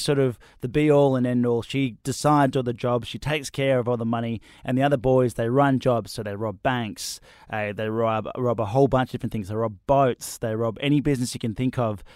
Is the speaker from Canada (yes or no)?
no; Australia; I'm not English. I'm Australian.